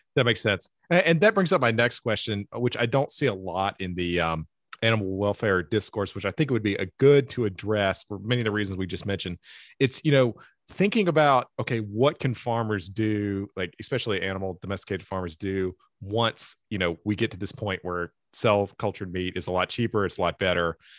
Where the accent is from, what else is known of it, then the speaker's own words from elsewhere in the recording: Eastern North Carolina, United States; I'm from Eastern North Carolina